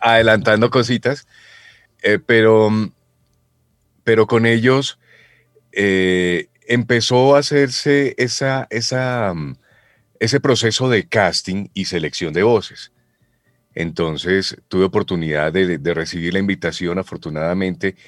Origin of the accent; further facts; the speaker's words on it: Boyacá, Colombia; Yo soy boyacense